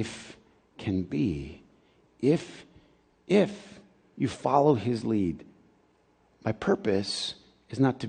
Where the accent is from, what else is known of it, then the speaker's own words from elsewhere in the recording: Flint, Michigan, United States; also born or lived in Cordele, Georgia; I grew up in Flint, but I was born in Georgia.